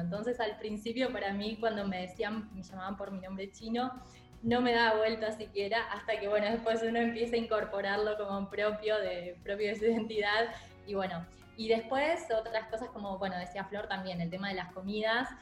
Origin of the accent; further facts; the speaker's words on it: Argentina; also born or lived in China; mi cultura eh, como argentina eh, en, en China